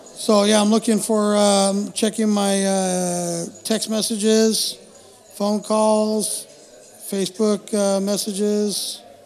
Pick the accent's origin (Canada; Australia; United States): United States; I'm just an American